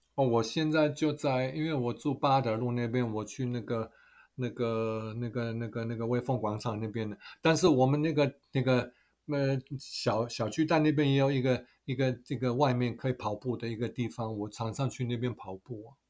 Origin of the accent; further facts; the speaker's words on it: Germany; Chinese is a second language; moved away as an adult; now in Taiwan; 我在德国长大的，所以我们满十八岁的时候有投票权的，那我们就，都是去投票的